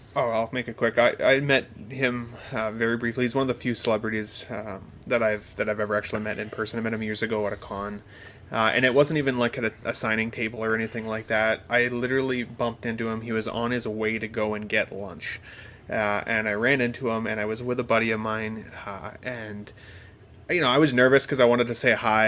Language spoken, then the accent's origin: English; Canada; I'm also Canadian